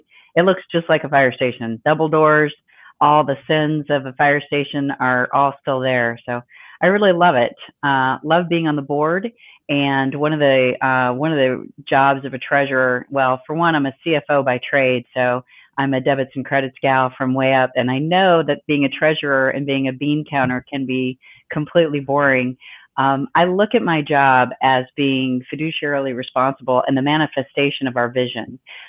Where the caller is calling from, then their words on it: Arizona, United States; I'm calling in from Arizona, as is Sue.